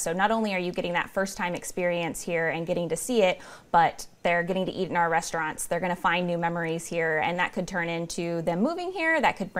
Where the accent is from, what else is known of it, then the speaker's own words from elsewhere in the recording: Turlock, California, United States; moved away as an adult; also born or lived in Modesto, California; now in Fresno, United States; I'm a Central Valley born and raised. I was born in Modesto and raised in Turlock, so okay. I'm very familiar with this area. I wanted that big city experience, so I decided to test the waters in Fresno and have been here 9 years now.